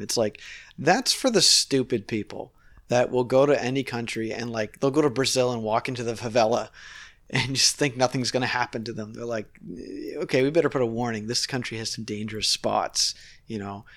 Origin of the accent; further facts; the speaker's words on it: Nova Scotia, Canada; now in Toronto, Canada; I'm from Nova Scotia